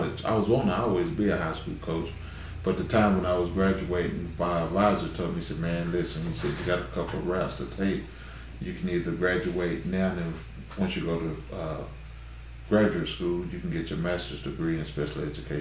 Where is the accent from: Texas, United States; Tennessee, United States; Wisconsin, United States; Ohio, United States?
Tennessee, United States; Knoxville; moved away as an adult; also born or lived in Gallatin, Tennessee; now in Russell County, Kentucky, United States; I'm originally from Knoxville, Tennessee, and I've been playing basketball ever since I was 5-6 years old. So I graduated from Austin East High School out of Knoxville.